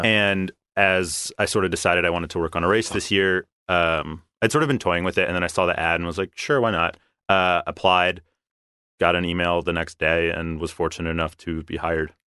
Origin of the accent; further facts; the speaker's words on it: Philadelphia, Pennsylvania, United States; moved away as an adult; now in Los Angeles, United States; I'm originally from Philadelphia